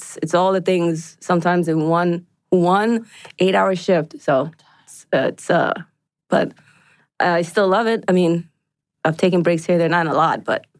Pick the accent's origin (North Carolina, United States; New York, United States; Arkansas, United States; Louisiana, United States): New York, United States; moved away as an adult; also born or lived in Long Island; now in Atlanta, United States; I grew up in New York, and I worked at a Red Lobster in Long Island when I was going to college out there.